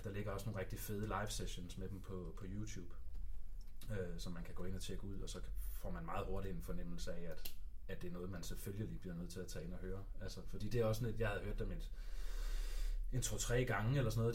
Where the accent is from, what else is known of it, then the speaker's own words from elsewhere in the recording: Denmark; jeg er fra Danmark